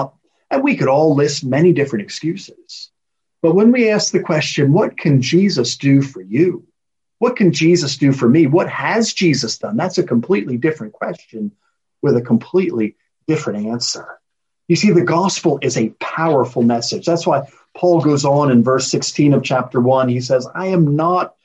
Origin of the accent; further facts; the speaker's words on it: United States; moved away as an adult; now in Edinburgh, United Kingdom; as an American living in Scotland, based in Edinburgh